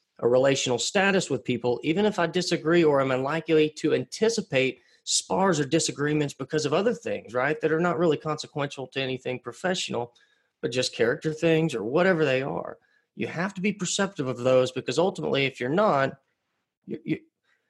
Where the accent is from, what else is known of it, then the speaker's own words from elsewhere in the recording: Pottsboro, Texas, United States; moved away as an adult; I'm a framer's son from Pottsboro, Texas. I actually live back in my hometown again now